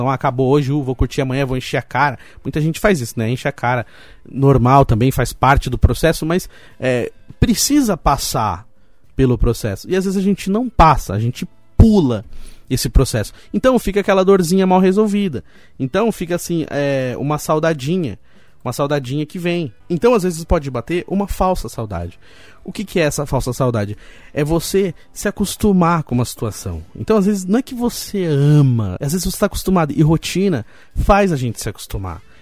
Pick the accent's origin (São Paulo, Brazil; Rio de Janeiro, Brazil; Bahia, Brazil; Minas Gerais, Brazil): São Paulo, Brazil; Roseira; Eu, eu nasci em São Paulo, aí depois quando eu tinha 5 anos de idade, a minha família mudou aqui pra Roseira, e, infelizmente algum tempo depois o meu pai faleceu, faleceu quando eu tinha 8 anos, perdi meu pai, e continuamos aqui em Roseira